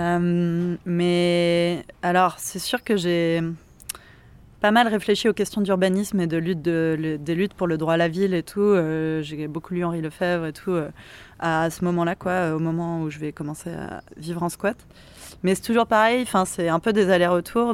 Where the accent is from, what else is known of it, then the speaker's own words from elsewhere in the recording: Montpellier, Occitania, France; moved away; also born or lived in Paris; je viens de Montpellier